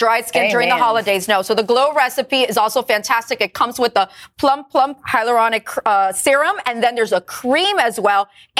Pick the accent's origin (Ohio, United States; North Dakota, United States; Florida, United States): Florida, United States; Miami; my hometown of Miami